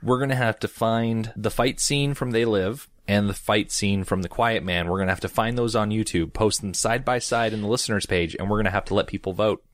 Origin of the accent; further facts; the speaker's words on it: United States; I'm an American and I only speak one language